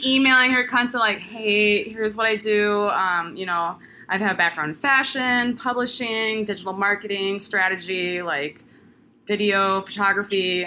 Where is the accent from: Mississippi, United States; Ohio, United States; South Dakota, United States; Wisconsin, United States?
South Dakota, United States; Sioux Falls; accent: Midwest; moved away as an adult; now in Pensacola, United States; born and raised in Sioux Falls, South Dakota